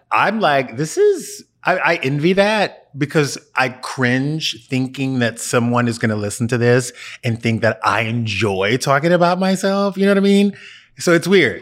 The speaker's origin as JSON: {"language": "English", "region": "Louisiana", "country": "United States", "tie": "born or raised there", "said": "I grew up in Louisiana"}